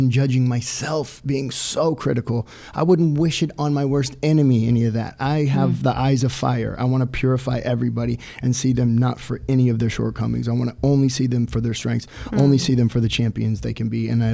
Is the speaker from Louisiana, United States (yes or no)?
no; Orange County, California, United States; I was 10 years old. I got Baywatch. I had a single mom. I was from Orange County